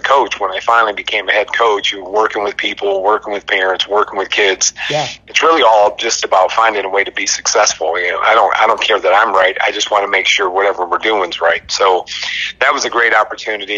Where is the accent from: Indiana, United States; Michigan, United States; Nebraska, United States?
Michigan, United States; Albion; I grew up in Albion, Michigan, on a uh, horse farm